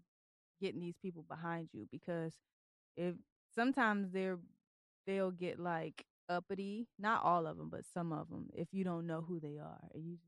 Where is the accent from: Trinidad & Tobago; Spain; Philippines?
Philippines; I would have never known, and I'm Filipino.